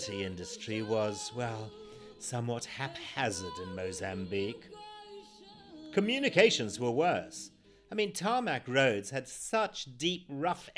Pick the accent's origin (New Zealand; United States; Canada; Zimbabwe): Zimbabwe; born or raised there